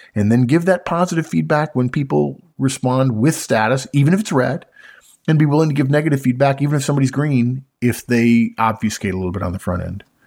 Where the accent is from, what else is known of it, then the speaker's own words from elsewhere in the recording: California, United States; grew up in California